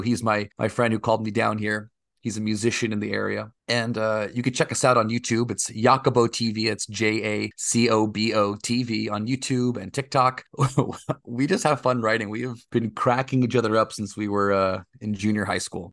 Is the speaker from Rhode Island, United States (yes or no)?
no; Oakdale, California, United States; also born or lived in New Jersey / Texas; now in Los Angeles, United States; I mostly grew up in a small town in the Central Valley of California called Oakdale, California